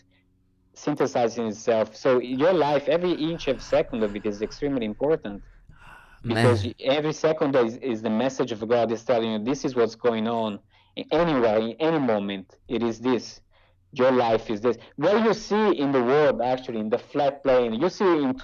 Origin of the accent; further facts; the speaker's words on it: Brazil; moved away; I came from Brazil.